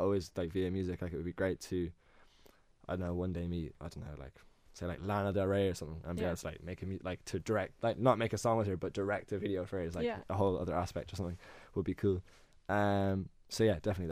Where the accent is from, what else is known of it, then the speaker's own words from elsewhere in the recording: west of Ireland, Ireland; I'm from the West as well